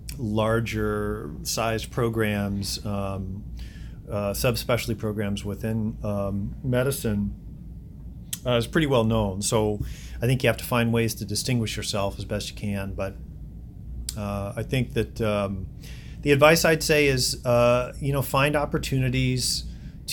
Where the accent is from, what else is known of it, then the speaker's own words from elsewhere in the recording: Ohio, United States; now in Chicago, United States; I am originally from Ohio